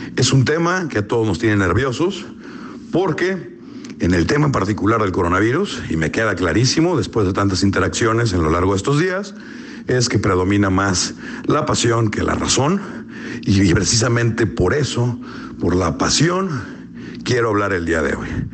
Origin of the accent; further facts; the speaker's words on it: Mexico; como mexicanos